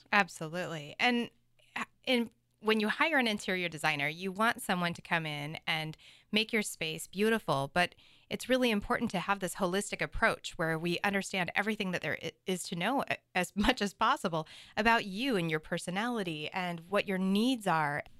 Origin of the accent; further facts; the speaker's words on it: Seattle, Washington, United States; now in Vashon Island, United States; I was born and raised in Seattle and was living in West Seattle